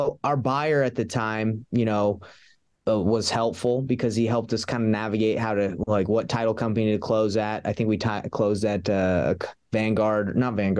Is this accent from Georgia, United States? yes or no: yes; Atlanta, Georgia, United States; moved away as an adult; now in Salt Lake City, United States; I grew up in Atlanta, Georgia, and I wrestled in high school